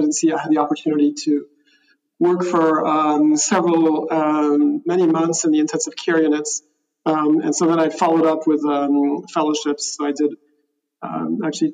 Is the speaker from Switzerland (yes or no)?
yes; Switzerland; I grew up in Switzerland